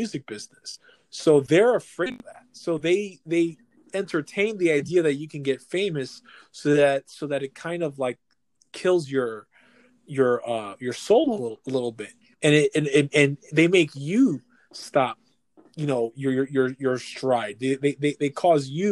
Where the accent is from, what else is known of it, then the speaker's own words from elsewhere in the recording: New York City, New York, United States; we're born and raised New Yorkers